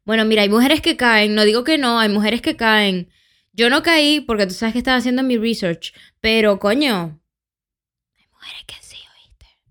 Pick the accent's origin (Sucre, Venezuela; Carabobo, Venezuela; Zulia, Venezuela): Carabobo, Venezuela; Valencia; yo, de Mañongo